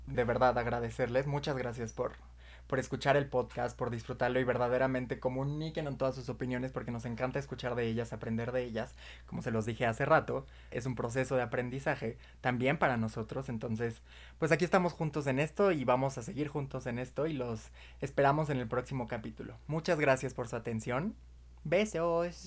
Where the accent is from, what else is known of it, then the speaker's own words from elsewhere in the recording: Mexico; nosotros somos de México